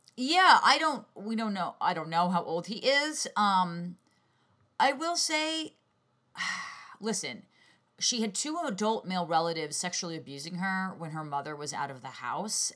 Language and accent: English; New York, United States; as a New Yorker